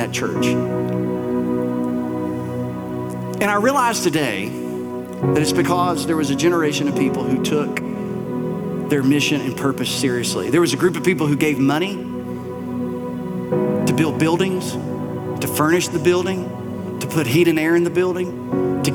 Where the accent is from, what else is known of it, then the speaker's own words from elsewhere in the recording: Bell County, Kentucky, United States; the church that I grew up in Bell County, little brick church, white steeple, about 100, 120 people, my whole childhood